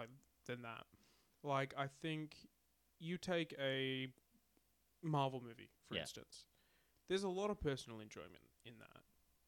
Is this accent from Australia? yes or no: yes; Australia; As an Australian